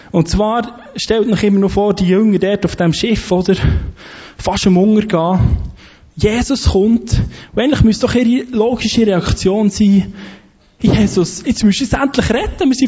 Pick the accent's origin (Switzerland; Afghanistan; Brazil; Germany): Switzerland; wo wir als Schweizer sagen, wir sind Christen, wir glauben an den Gott vor der Bibel.